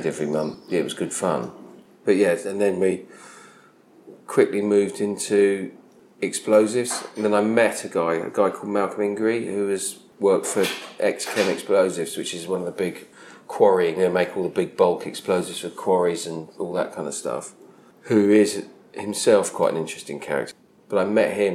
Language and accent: English; Sevenoaks, South East England, United Kingdom; I was born in Sevenoaks in Kent